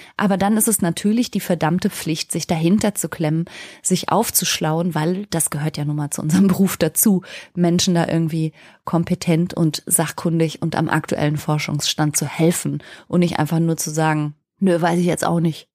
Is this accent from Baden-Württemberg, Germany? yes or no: no; Ruhr area, North Rhine-Westphalia, Germany; ich bin im Ruhrgebiet groß geworden